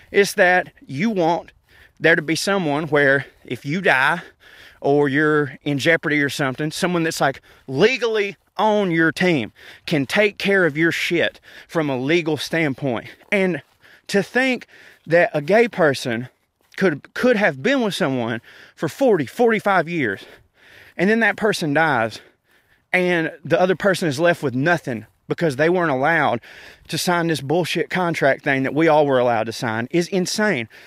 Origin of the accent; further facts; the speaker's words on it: the South, United States; being in a small southern town